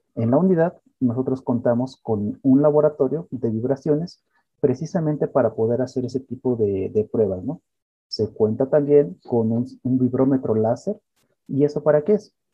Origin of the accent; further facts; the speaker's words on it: Querétaro, Mexico; Yo soy queretano completamente